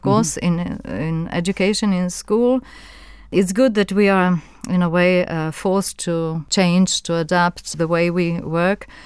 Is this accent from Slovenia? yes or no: yes; Slovenia; English is a second language; Well, I grew up in Yugoslavia and I went to secondary school and to university in Yugoslavia, so I experienced it.